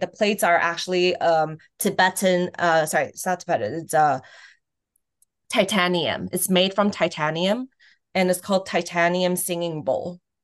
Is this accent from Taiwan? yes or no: yes; Taiwan; moved away as an adult; also born or lived in Irvine, California / Boston / New York; here in Taiwan, and then high uh, college I was at Wellesley in Boston.